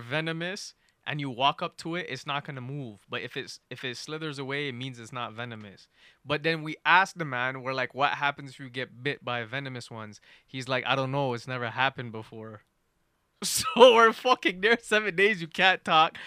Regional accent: Canada; I'm from Canada.

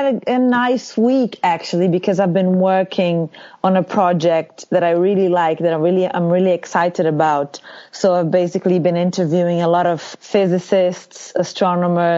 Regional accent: Feira de Santana, Bahia, Brazil; moved away; also born or lived in Salvador, Brazil / São Paulo, Brazil; I'm from Feira de Santana, which is sort of the second city in the state

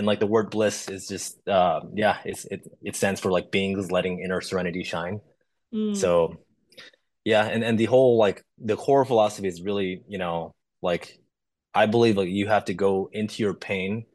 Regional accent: Chicago, Illinois, United States; being a minority growing up in Chicago

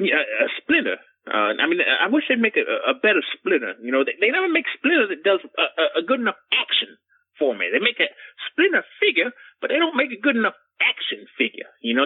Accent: Loxahatchee, Florida, United States; Well, you son of a bitch. I'm from Loxahatchee. That's why they call me

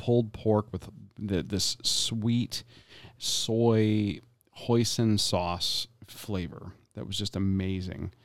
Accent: Tampa, Florida, United States; Being born and raised in Tampa, Florida

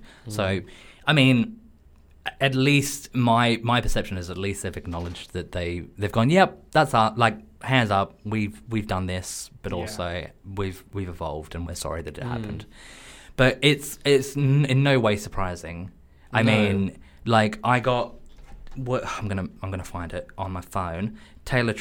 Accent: Australia; now in London, United Kingdom; I'm Australian

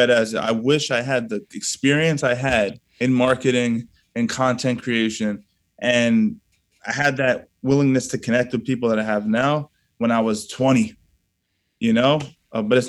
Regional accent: Yonkers, New York, United States; I was born in Southwest Yonkers

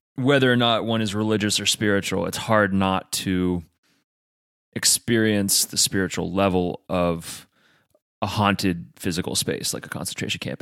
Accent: United States; I'm American

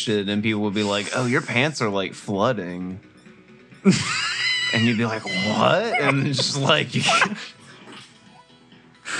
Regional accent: Mississippi, United States; Growing up in Mississippi is weird

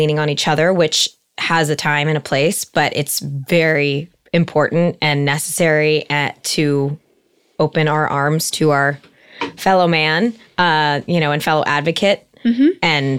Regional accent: Encino, California, United States; Most people call me … In that way … And I'm 31 years old. I am from the Valley, from Encino, born and raised.

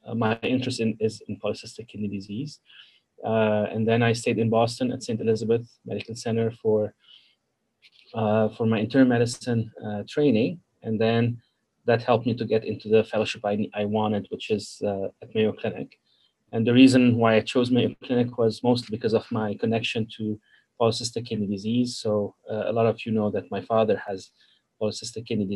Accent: Zahle, Beqaa, Lebanon; moved away as an adult; now in Rochester, United States; I'm from Lebanon, originally from Zahri. So I finished my high school.

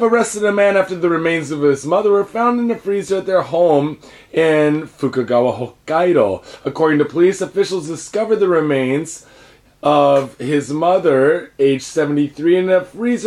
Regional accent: Seattle, Washington, United States; now in Japan; I grew up in Seattle

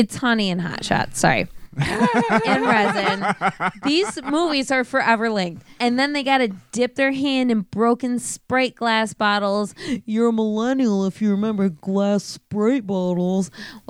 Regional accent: United States; I'm American.

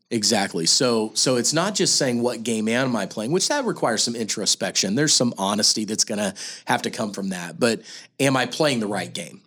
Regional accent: Kansas City, Missouri, United States; we're both from Kansas City

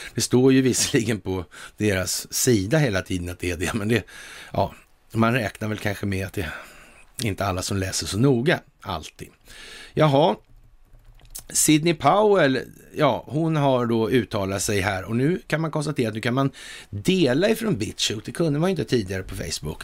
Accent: Sweden; vi som svenskar

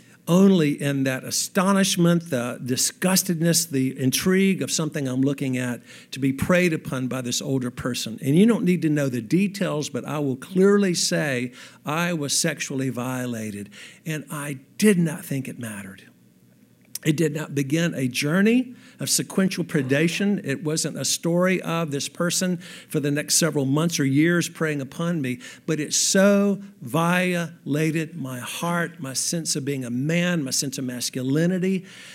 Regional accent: Graham, North Carolina, United States; How as an 8-year-old young man growing up in Graham, North Carolina

